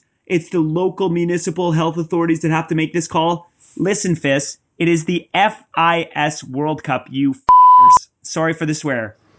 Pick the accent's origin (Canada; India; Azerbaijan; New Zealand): Canada; Northern Ontario; I'm from Northern Ontario.